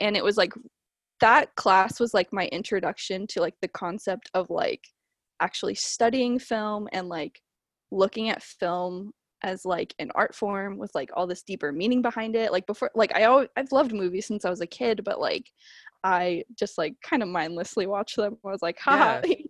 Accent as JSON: {"language": "English", "region": "Washington", "country": "United States", "said": "So like yes and no. I'm from Washington."}